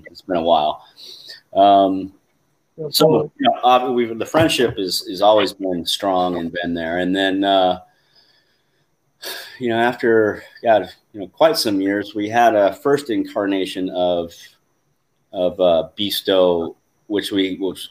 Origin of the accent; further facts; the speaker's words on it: Alaska, United States; moved away as an adult; I'm from Alaska originally, so I just moved down to Alaska, and I was in college